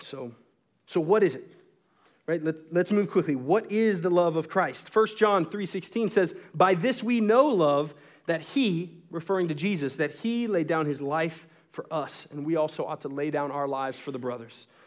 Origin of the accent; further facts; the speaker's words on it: Texas, United States; the religion that I was born into in Texas